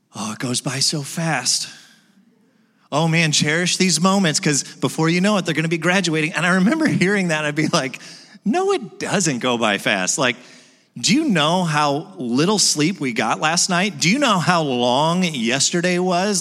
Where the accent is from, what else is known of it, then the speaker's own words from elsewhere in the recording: United States; I'm an American